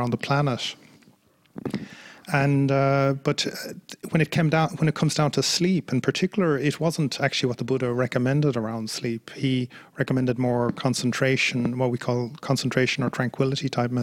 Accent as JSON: {"language": "English", "country": "Ireland", "moved": "yes", "lives_now": "Serpentine, Australia", "said": "I'm Irish by origin. So, yeah. I'm an Irish monk."}